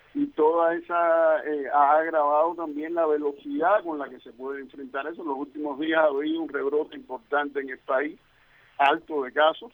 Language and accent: Spanish; Cuba